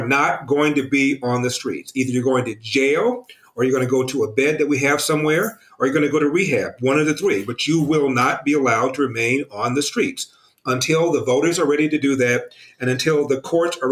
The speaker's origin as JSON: {"language": "English", "region": "California", "country": "United States", "tie": "born or raised there", "said": "this is my hometown. I was born here."}